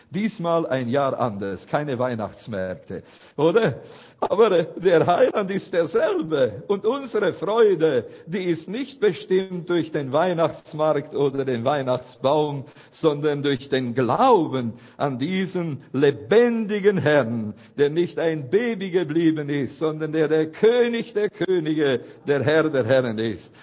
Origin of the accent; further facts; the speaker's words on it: Romania; aus unserer Gemeinde in Bratey, wo ich herkomme